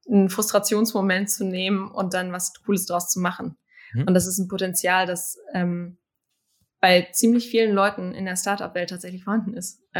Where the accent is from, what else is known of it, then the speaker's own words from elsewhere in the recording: Münster, North Rhine-Westphalia, Germany; ich bin ähm, bin in Münster aufgewachsen